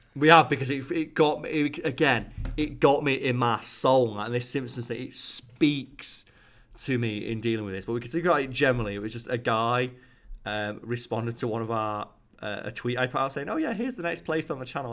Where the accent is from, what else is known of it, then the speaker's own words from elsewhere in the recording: United Kingdom; Boris Johnson, our Prime Minister